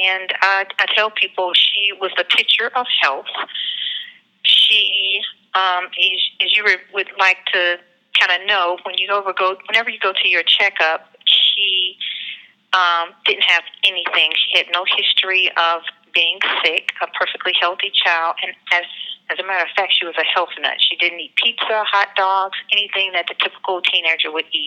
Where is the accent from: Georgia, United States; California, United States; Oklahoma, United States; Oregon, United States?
Georgia, United States; Atlanta; I'm from Atlanta, Georgia. We live in Atlanta, Georgia